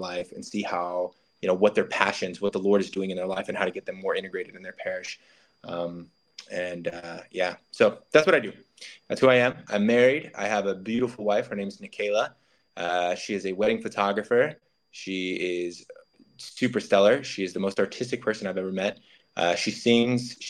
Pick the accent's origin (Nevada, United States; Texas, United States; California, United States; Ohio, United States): Nevada, United States; Las Vegas; now in Sioux Falls, United States; from Las Vegas, Nevada.